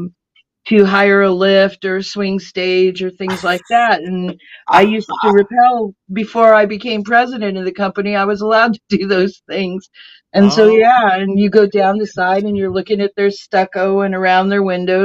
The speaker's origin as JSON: {"language": "English", "region": "California", "country": "United States", "also_born_or_lived": "Kentucky", "moved": "yes", "lives_now": "South Florida, United States", "said": "I am from California, was up in Kentucky, came down here to move my grandmother"}